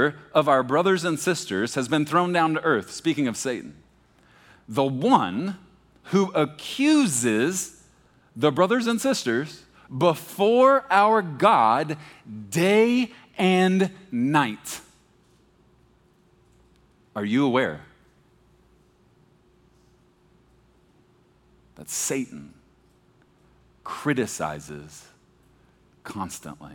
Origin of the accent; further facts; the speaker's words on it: Beaumont, Texas, United States; moved away; When I was young, I grew up in Texas. And I mean, like, deep in the South, when I was a baby, Beaumont, Texas, outside of Houston